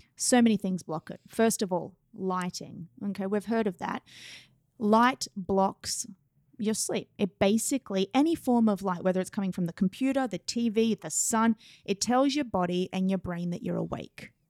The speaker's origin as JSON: {"language": "English", "country": "Australia", "moved": "as an adult", "lives_now": "New York City, United States", "said": "I'm from Australia"}